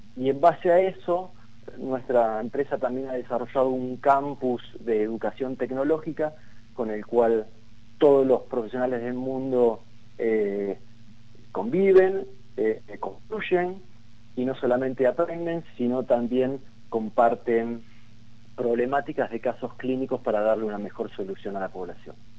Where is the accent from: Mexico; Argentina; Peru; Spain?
Argentina